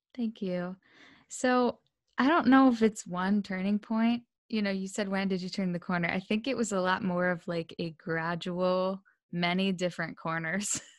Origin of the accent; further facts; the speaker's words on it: Delaware, United States; moved away; also born or lived in Pennsylvania; I grew up in Delaware, and we moved to Pennsylvania because I needed a new environment